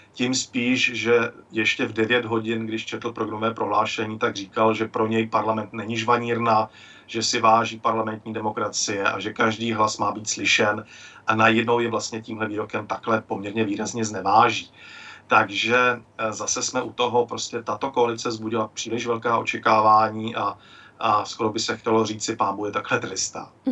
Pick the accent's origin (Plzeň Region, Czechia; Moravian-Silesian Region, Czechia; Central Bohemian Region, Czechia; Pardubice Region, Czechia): Plzeň Region, Czechia; Klatovy; now in Mikulov, Czech Republic; v mém rodišti v Klatovech